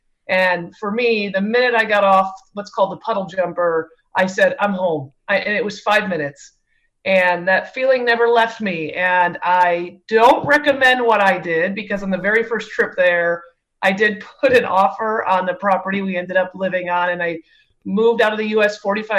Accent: Cleveland, Ohio, United States; moved away as an adult; now in Belize; I grew up in Cleveland, Ohio, which is not known for its good weather.

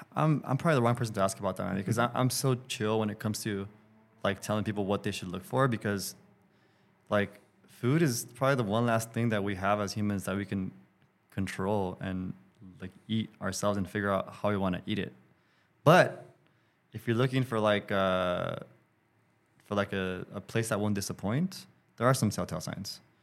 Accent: Los Angeles, California, United States; I'm an L A dude

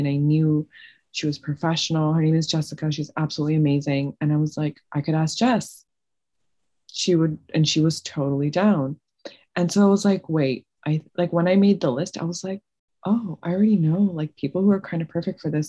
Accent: Toronto, Ontario, Canada; moved away as an adult; now in Cleveland, United States; I've lived in Canada my whole life.

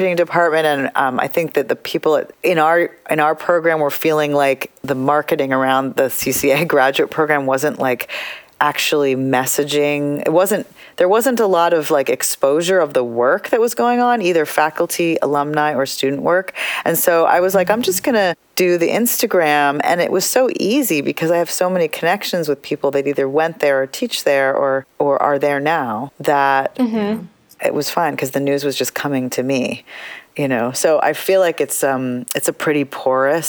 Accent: United States; I'm an Indian American artist. And sometimes I'm an American artist

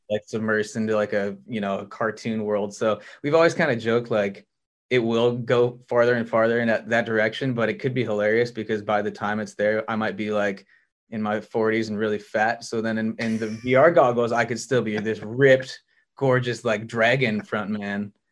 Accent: Montana, United States; moved away as an adult; now in Los Angeles, United States; I was born and raised in Montana

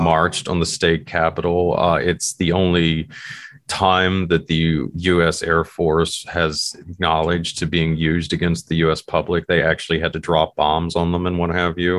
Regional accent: West Virginia, United States; my home state here in West Virginia

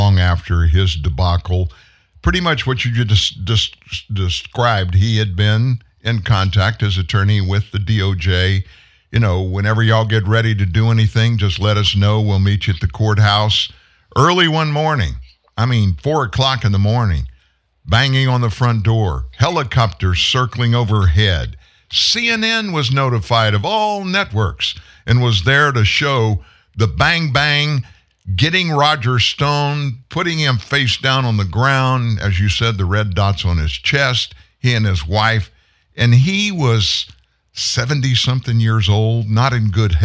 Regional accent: Lafayette, Louisiana, United States; I lived down the street when I was growing up in Lafayette, Louisiana.

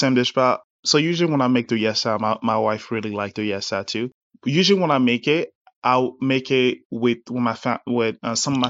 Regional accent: Abidjan, Côte d’Ivoire; born there; because I was born in Abidjan. I was born in Côte d'Ivoire.

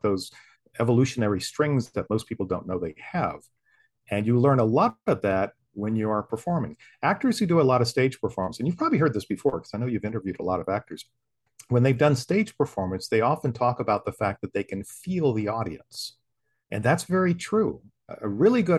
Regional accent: St. Augustine, Florida, United States; moved away; my hometown, St. Augustine

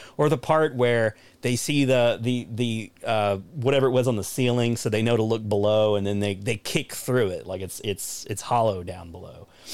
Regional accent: United States; as an American

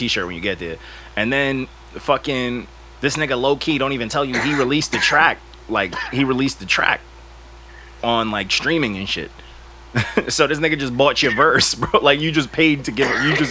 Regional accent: Long Island, New York, United States; I'm from Long Island, not Rhode Island

